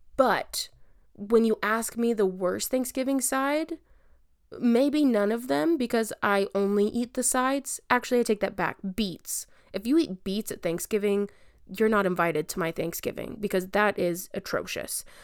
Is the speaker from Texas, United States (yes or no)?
yes; Albany, Texas, United States; also born or lived in Dallas, Texas / Lubbock, Texas; I'm back in my hometown of Albany, Texas